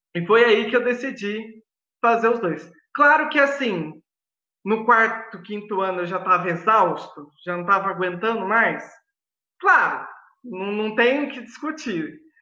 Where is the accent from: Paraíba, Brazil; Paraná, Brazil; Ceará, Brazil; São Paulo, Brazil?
São Paulo, Brazil; Mogi Guaçu; eu sou de Mogi Guaçu, uma cidade maravilhosa